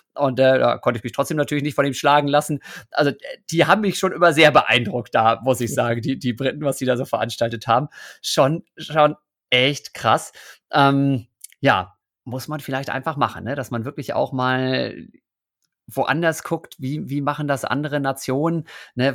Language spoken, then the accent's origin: German; Osnabrück, Lower Saxony, Germany; ich bin in Osnabrück ja groß geworden